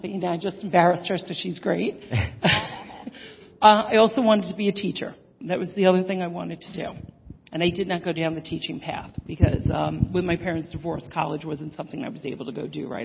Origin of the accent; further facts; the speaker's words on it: New York, United States; I grew up in New York